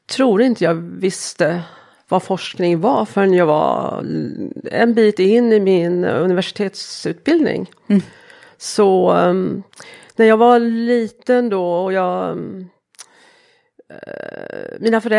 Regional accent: Småland, Sweden; Jag kommer från Småland.

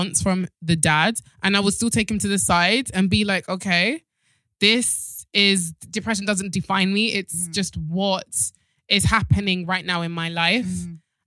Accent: Nigeria; I'm Nigerian

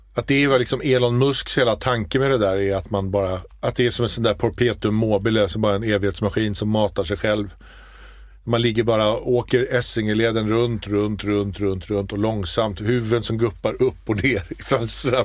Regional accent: Småland, Sweden; jag är ju smålänning

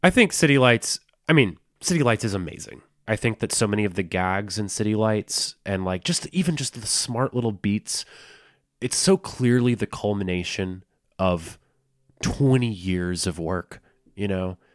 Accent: the South, United States; I'm from the South, and my both my family parents' families are from the South

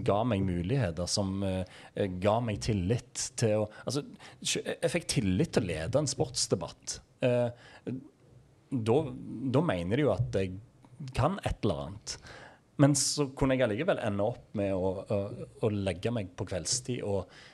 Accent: Egersund, Rogaland, Norway; oppveksten i Egersund

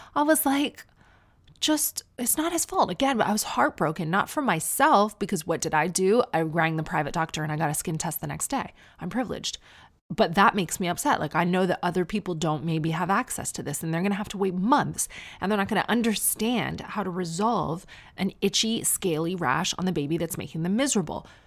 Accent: near Toronto, Ontario, Canada; moved away as an adult; now in United Kingdom; I'm from near Toronto.

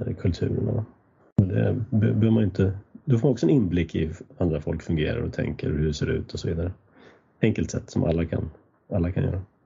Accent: Sweden; also born or lived in United States; mitt lilla samhälle där jag växte upp, där var en kyrka från 1200-talet

